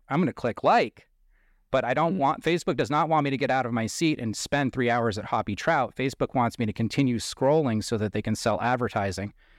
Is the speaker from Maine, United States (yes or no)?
yes; Bangor, Maine, United States; moved away; the town that I was born in is Bangor, Maine, which is in central Maine